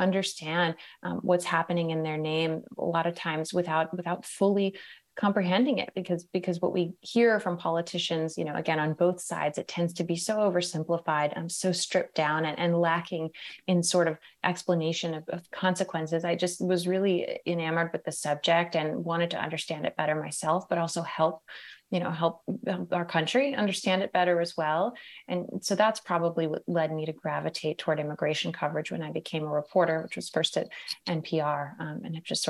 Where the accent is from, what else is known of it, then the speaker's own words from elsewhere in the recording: Merced, California, United States; I know I didn't realize growing up in Merced that, you know, communities across the country weren't as richly diverse and full of immigrants as the one that I grew up in.